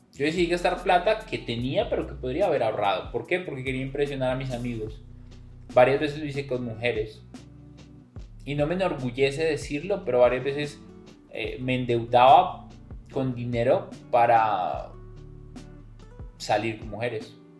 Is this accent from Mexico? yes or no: no; Colombia